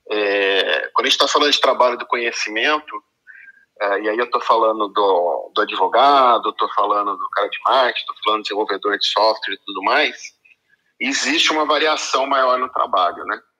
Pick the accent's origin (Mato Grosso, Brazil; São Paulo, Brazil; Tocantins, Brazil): São Paulo, Brazil; Campinas; sou aqui de Campinas.